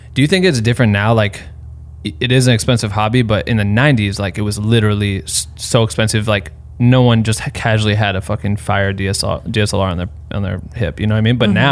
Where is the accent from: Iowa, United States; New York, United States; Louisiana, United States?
Iowa, United States; moved away; me growing up in Iowa